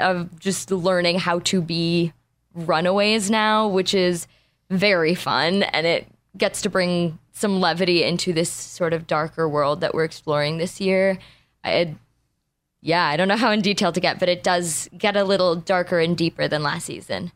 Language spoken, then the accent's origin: English; Los Angeles, California, United States; We were born and raised here